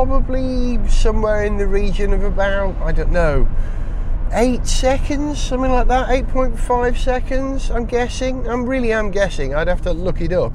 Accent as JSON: {"language": "English", "region": "Wales", "country": "United Kingdom", "said": "as a Welshman"}